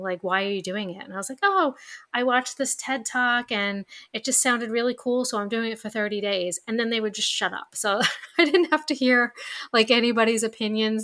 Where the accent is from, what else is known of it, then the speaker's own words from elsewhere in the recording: New York, United States; accent: New York; my New York accent just came out